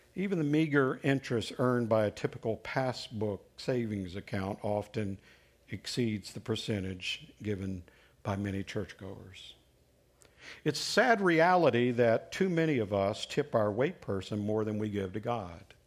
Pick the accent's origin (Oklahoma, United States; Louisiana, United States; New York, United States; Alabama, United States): Alabama, United States; When I was growing up in Alabama, I lived with, uh, my grandparents for, for some time